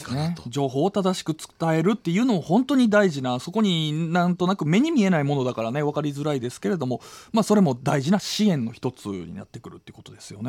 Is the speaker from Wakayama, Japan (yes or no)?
yes; Wakayama, Japan; moved away; 僕は和歌山県出身なんですが